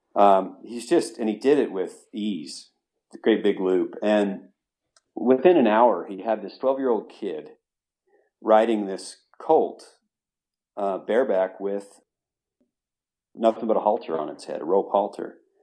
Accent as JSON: {"language": "English", "region": "Utah", "country": "United States", "tie": "born or raised there", "moved": "as an adult", "said": "born and raised in Utah, but this has been many, many years, uh, between then and my moving back recently"}